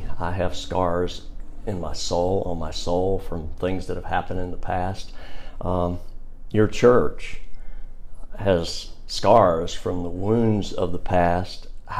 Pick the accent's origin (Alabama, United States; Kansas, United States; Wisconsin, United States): Alabama, United States; Birmingham; When I'm here, like I say, I'm from Birmingham, native born in 1959.